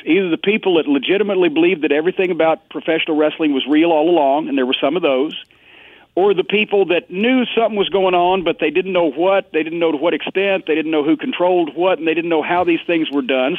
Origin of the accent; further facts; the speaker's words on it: Louisville, Kentucky, United States; here in Louisville, my hometown